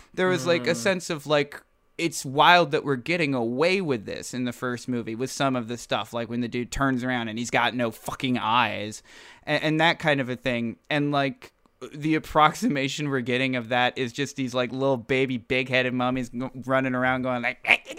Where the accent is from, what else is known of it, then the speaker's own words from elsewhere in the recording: England, United Kingdom; Do you remember that I'm from England?